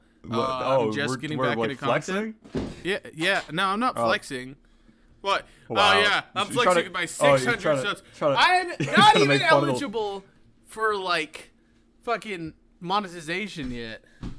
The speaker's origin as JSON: {"language": "English", "region": "Michigan", "country": "United States", "said": "You didn't even like... hint at all that I was from Michigan."}